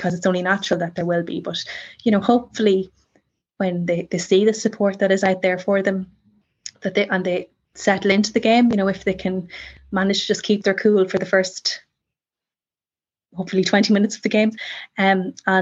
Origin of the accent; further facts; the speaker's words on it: Ireland; being Irish